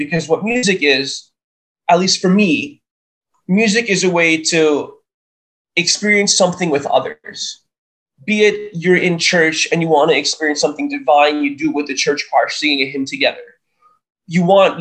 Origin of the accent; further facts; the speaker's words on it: New York, United States; I was given the privilege of being born and raised in New York